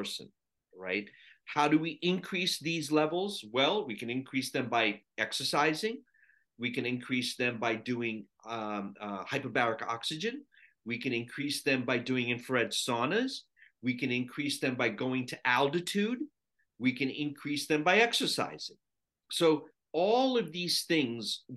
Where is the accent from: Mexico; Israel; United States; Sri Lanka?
Sri Lanka; moved away; I was born in Sri Lanka, and 60% of the country is Buddhist.